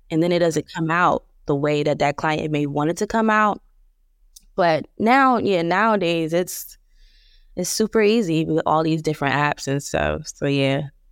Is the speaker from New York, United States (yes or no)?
no; Plainfield, New Jersey, United States; I'm from New Jersey, uh, Plainfield, New Jersey, to be exact.